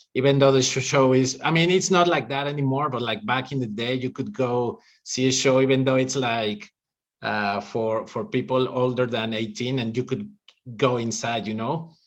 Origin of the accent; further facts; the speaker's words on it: Mexico City, Mexico; English is a second language; i grew up in mexico city